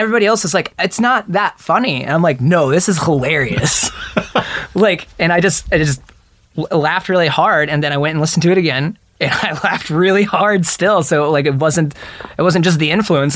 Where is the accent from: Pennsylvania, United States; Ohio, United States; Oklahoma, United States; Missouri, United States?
Ohio, United States; Dayton; I grew up in Dayton, Ohio